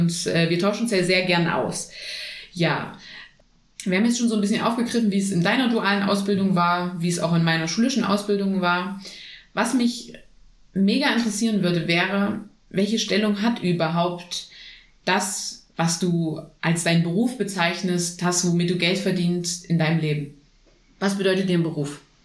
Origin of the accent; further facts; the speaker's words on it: Germany; hier bei uns in Deutschland